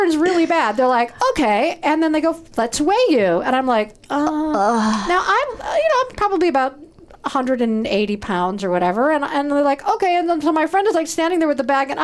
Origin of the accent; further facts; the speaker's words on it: Chicago, Illinois, United States; I grew up in Chicago